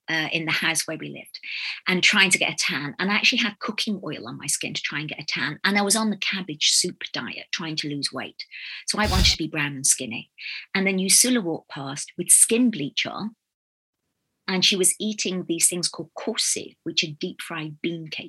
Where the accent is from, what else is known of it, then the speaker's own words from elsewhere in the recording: England, United Kingdom; moved away; also born or lived in Ghana; I come from England